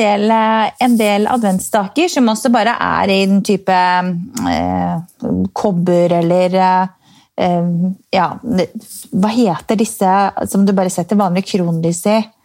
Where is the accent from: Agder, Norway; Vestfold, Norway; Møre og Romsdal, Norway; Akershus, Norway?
Akershus, Norway; Strømmen; Jeg er fra Strømmen